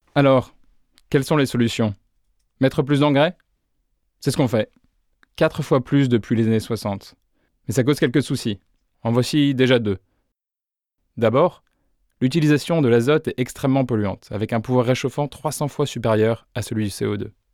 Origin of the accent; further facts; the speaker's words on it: Beauce, Centre-Val de Loire, France; Je suis né en Beauce, le grenier de la France